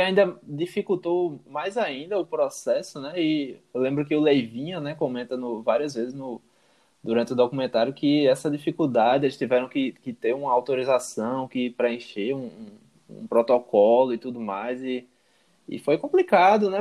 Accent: Paraíba, Brazil; paraibanos, né? Da nossa terra aqui

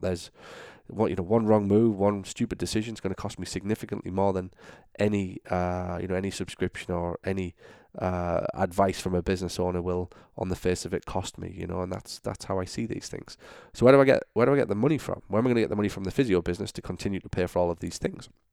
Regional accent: United Kingdom; moved away as an adult; also born or lived in Florida; now in Orlando, United States; I'm obviously from Britain

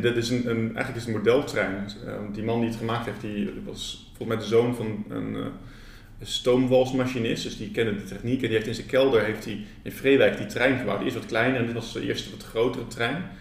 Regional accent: Rotterdam, South Holland, Netherlands; also born or lived in Ede; now in Nijmegen, Netherlands; Ik kom eigenlijk uit Rotterdam en ik heb een tijd in Ede gewoond

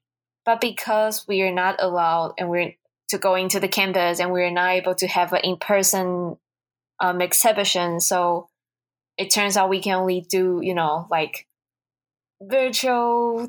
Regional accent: Taiwan; English is a second language; now in United States; I'm from Taiwan.

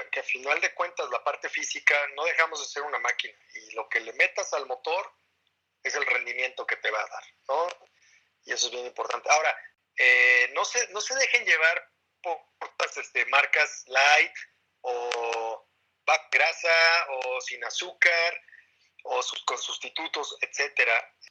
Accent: Sonora, Mexico; Yo mi soy de Sonora

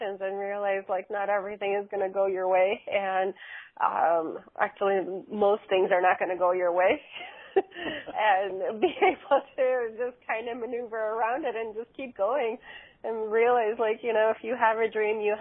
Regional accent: Chicago, Illinois, United States; I'm from Chicago, Illinois

